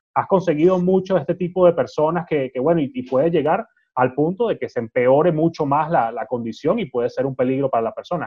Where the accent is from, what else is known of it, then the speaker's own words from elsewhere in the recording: Venezuela; yo como venezolano